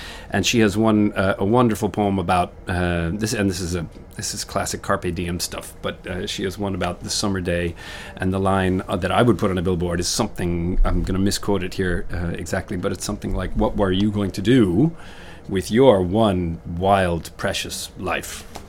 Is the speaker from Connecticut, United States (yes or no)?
yes; Connecticut, United States; I grew up in Connecticut, just outside New York.